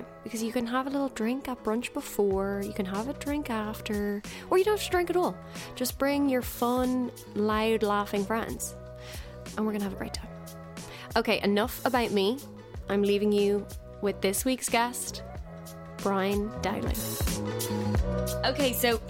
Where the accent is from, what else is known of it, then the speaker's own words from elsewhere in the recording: Dublin, Leinster, Ireland; both me and my husband are both from Dublin